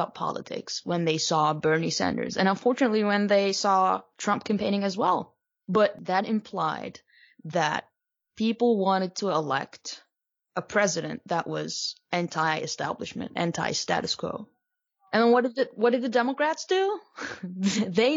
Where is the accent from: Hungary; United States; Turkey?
Turkey; I'm from Turkey and I've lived under the rule of a strongman